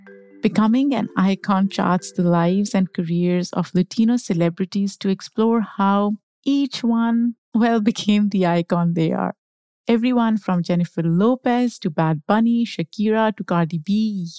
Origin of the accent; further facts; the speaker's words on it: Pakistan; now in United States; By the way, I grew up in Pakistan. So when I initially moved to the US, I did not like the sun.